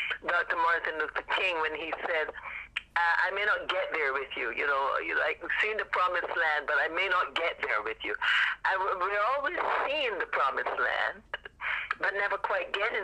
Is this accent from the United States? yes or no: no; Barbados; moved away; I am from Barbados originally